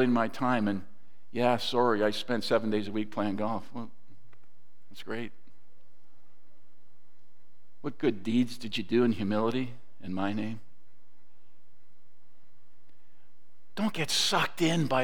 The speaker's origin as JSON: {"language": "English", "town": "Toronto", "region": "Ontario", "country": "Canada", "tie": "born or raised there", "also_born_or_lived": "Mississauga", "lives_now": "Georgetown, Canada", "said": "Growing up in Toronto, which is where I grew up, and then moved to Mississauga"}